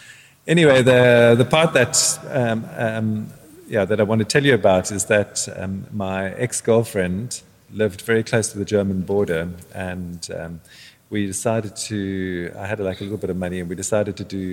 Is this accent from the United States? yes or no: no; South Africa; moved away as an adult; also born or lived in Netherlands; I used to live in South Africa. Well, I lived in South Africa. I was born in South Africa, actually.